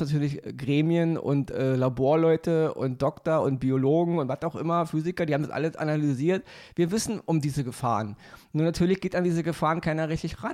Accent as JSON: {"language": "German", "region": "Berlin", "country": "Germany", "tie": "born or raised there", "said": "bin mal in so einer Wohnung als Kind aufgewachsen im Wedding"}